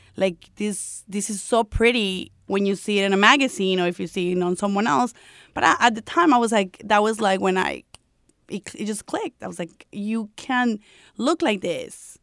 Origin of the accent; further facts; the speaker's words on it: Colombia; English is a second language; moved away as an adult; when I came here from Colombia, I came here when I was 18 years old